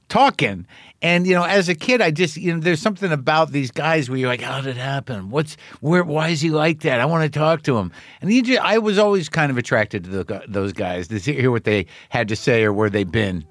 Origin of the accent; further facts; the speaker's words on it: New Mexico, United States; I grew up in New Mexico